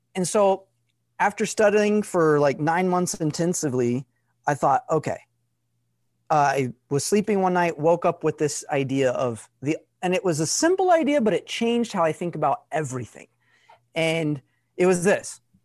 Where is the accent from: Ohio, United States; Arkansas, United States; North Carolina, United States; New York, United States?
Arkansas, United States; I grew up in Arkansas, less than, like, three thousand people in my town.